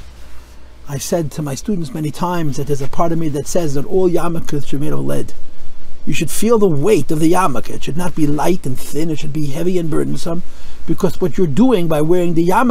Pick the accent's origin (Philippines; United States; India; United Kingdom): United States; I'm an American